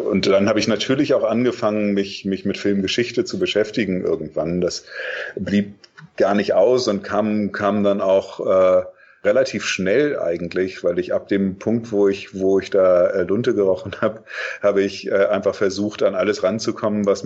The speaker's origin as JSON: {"language": "German", "town": "Lüneburg", "region": "Lower Saxony", "country": "Germany", "tie": "born or raised there", "said": "äh, und das war so wirklich die Zeit"}